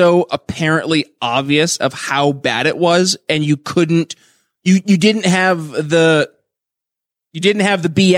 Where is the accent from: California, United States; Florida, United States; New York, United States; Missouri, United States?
New York, United States; St. Lawrence County, Northern; also born or lived in Philadelphia, Pennsylvania; now in Indiana, United States; I'm from the middle of nowhere. So I'm actually from a place, believe it or not, that's smaller than Messina